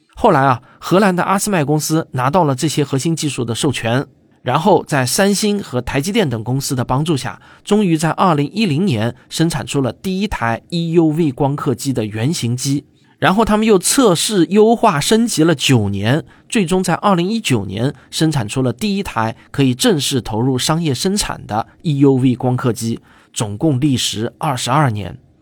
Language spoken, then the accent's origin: Chinese; China; 我们中国人